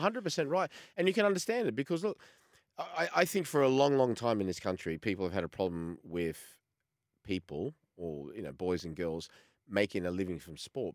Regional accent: Australia; moved away as an adult; Growing up in Australia, I'm a little bit older than both of yous, uh, in, especially in the, in the eighties, say, before I left

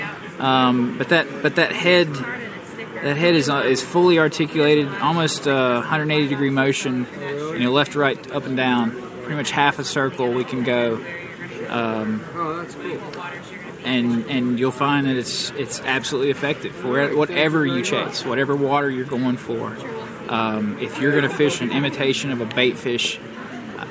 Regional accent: Nashville, Tennessee, United States; I'm from Nashville, Tennessee

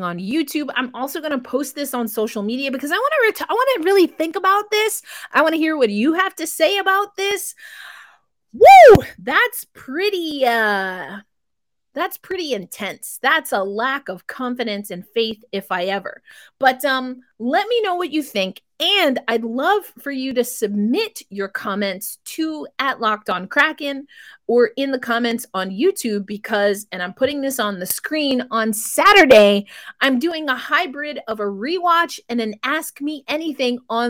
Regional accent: New York, United States; I'm in New York right now. It's my hometown

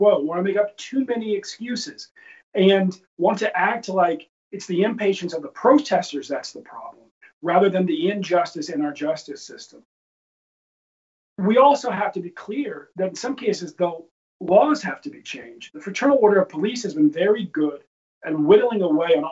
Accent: Baltimore, Maryland, United States; I'm from Baltimore

